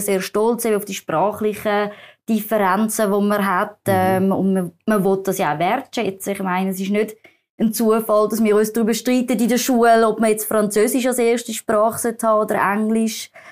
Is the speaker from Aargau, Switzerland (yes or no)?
no; Zurich, Switzerland; ich bin in der Schweiz aufgewachsen